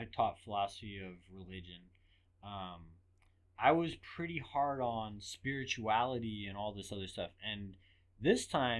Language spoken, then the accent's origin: English; England, United Kingdom; Oh, man, I grew up in England.